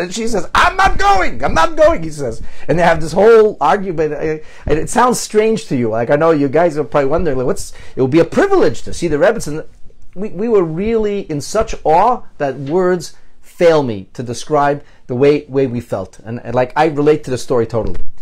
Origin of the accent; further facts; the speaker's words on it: Philadelphia, Pennsylvania, United States; now in Toronto, Canada; I was a young boy in Philadelphia and I went to the school at, in Elkins Park